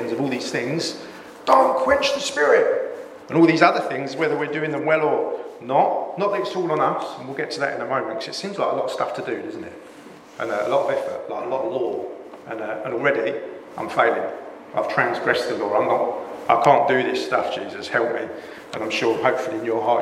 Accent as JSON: {"language": "English", "region": "England", "country": "United Kingdom", "said": "we're so English"}